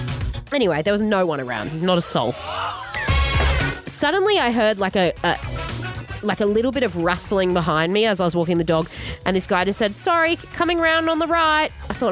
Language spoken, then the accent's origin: English; Queensland, Australia; I'm a Queenslander